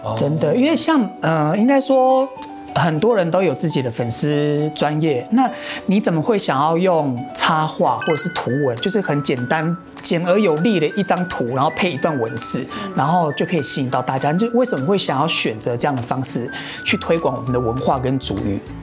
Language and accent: Chinese; Atayal indigenous homeland, Atayal tribal area, Taiwan; 我也在原乡原乡长大，就是在太太祖部落长大